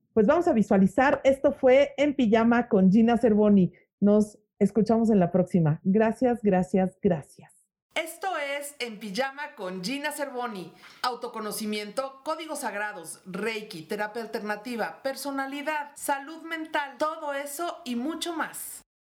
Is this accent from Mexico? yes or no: yes; Mexico; soy mexicana